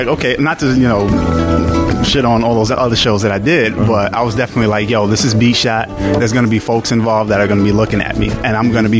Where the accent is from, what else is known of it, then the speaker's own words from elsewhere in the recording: New York City, New York, United States; moved away as an adult; also born or lived in Potsdam, New York; now in Albany, United States; born and raised in Brooklyn, went to school in Potsdam, New York, which is damn near Canada.